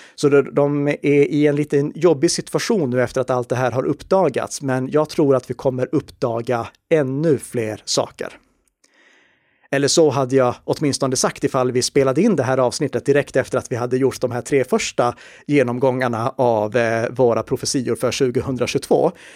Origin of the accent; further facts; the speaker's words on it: Sweden; vi i Sverige